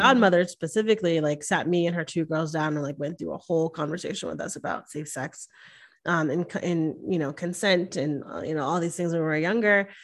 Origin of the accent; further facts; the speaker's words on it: the North, United States; now in Texas, United States; I come from the North